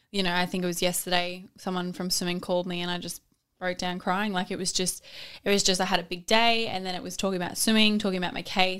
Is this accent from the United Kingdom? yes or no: no; Australia; I'm an Australian swimmer who's represented my country